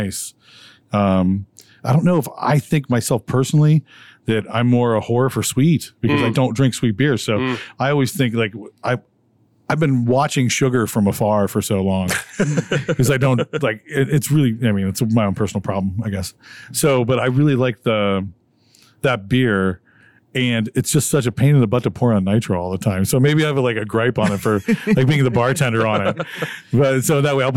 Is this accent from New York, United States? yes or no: no; Detroit, Michigan, United States; now in Pennsylvania, United States; I'm from Detroit, actually. My family's in Detroit